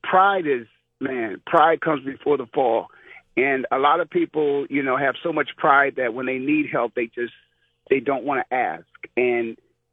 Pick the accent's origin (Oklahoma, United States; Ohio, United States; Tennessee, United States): Ohio, United States; Canton; moved away as an adult; now in Arizona, United States; we were from Canton. We played ball here in Canton